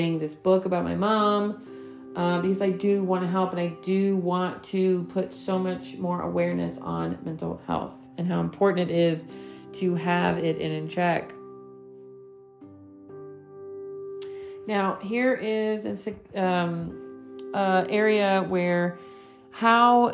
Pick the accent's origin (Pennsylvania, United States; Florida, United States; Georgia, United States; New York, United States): New York, United States; I grew up in New York